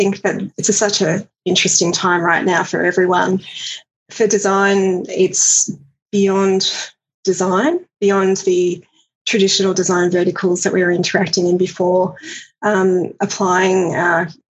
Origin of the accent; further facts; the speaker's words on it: Australia; also born or lived in Glasgow, United Kingdom / Edinburgh, United Kingdom; understand myself as an Australian from afar